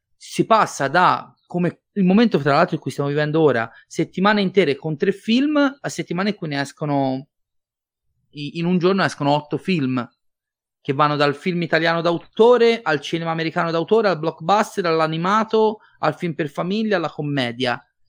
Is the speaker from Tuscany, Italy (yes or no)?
yes; Livorno, Tuscany, Italy; sono livornese